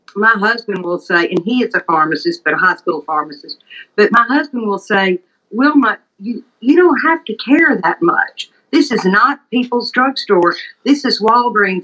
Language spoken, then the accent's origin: English; Leland, Mississippi, United States; I'm Southern. I grew up in Leland, Mississippi, in the heart of the Mississippi Delta